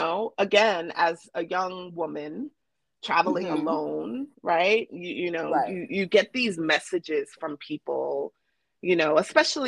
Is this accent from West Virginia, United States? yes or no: no; New York City, New York, United States; we grew up partying in Brooklyn in tents